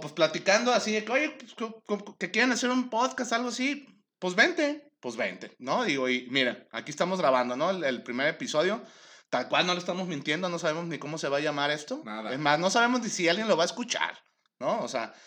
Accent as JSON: {"language": "Spanish", "town": "Guadalajara", "region": "Jalisco", "country": "Mexico", "tie": "born or raised there", "said": "Yo, soy de Guadalajara, siempre he vivido aquí"}